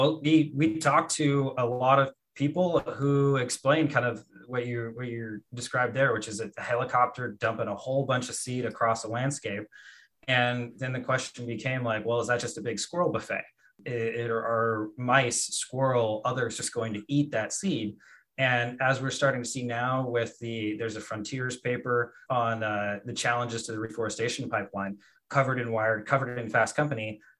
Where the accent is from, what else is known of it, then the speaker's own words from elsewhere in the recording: Colombia; in the Marandua region of Colombia, and wanted to figure out, okay, well, let's take a look and see what people are doing in my home country for as far as planting trees.